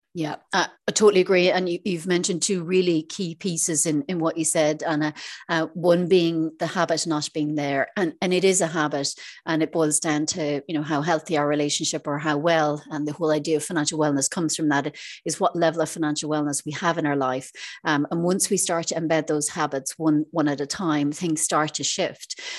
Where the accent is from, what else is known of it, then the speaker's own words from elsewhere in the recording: Ireland; moved away as an adult; now in Isle of Man; I'm originally from Ireland, um, but I'm living in the Isle of Man for the last six years